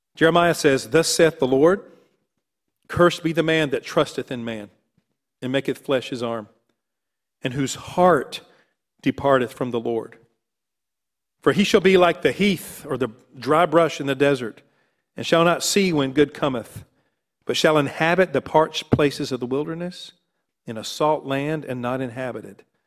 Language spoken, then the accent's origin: English; North Carolina, United States; I was raised in North Carolina